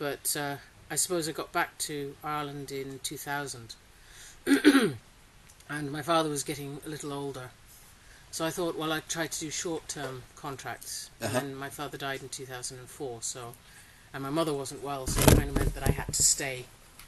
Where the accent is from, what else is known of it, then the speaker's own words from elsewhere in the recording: Singapore; also born or lived in Australia; Well, I grew up in Singapore. So and then I worked in Poland and Portugal and Cambodia, and I actually went to university in Australia.